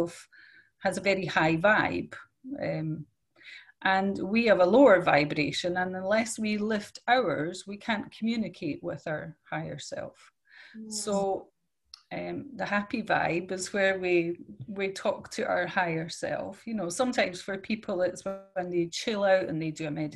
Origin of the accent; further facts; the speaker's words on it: Scotland, United Kingdom; now in Netherlands; I'm from Scotland, but I live in Holland